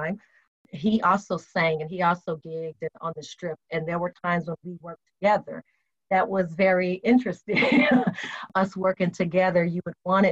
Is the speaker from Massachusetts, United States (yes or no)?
no; Las Vegas, Nevada, United States; moved away as an adult; now in Charlotte, United States; Born and raised in Vegas, UNLV